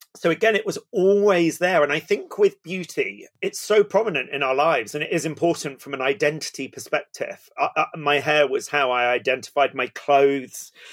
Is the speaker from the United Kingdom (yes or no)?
yes; Somerset, South West England, United Kingdom; also born or lived in East London; I was born in East London and brought up down in Somerset